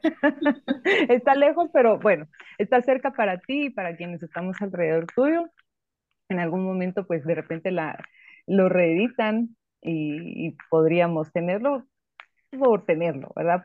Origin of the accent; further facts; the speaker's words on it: Guatemala; Nosotros como guatemaltecos